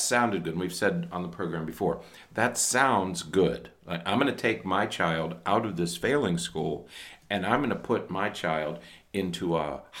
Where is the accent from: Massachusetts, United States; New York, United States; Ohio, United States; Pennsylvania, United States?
Pennsylvania, United States; now in Florida, United States; the place where I grew up in Pennsylvania